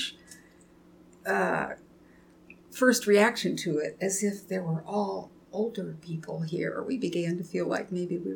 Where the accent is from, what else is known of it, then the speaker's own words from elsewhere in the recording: Kokomo, Indiana, United States; moved away as an adult; now in Saluda, United States; I'm from the Midwest. I was born in Kokomo, Indiana